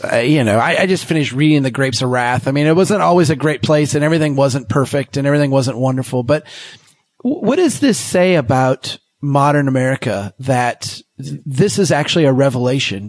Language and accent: English; Minnesota, United States; I'm from Minnesota